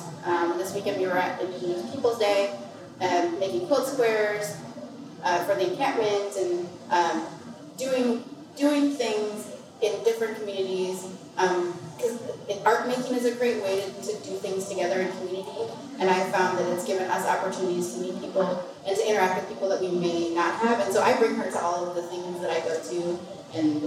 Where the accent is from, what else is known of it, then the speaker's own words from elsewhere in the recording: Minnesota, United States; moved away as an adult; also born or lived in Brooklyn, New York; my experience growing up in Minnesota, where I always felt like I didn't quite fit